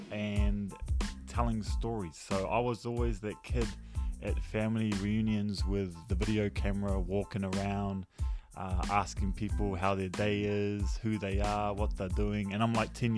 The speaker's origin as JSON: {"language": "English", "town": "Tauranga", "region": "Bay of Plenty", "country": "New Zealand", "said": "I am from Tauranga Moana"}